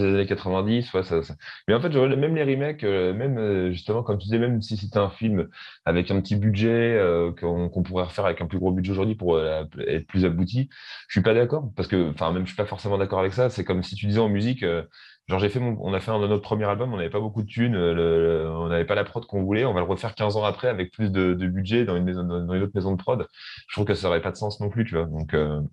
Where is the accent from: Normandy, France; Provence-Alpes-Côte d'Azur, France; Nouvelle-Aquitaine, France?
Normandy, France; Rouen; first language French; on est originaire de, de Rouen, en Normandie, donc en France.